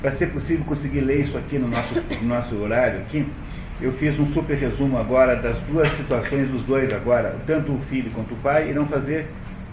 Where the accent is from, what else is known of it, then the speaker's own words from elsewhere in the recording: Brazil; Aqui no Brasil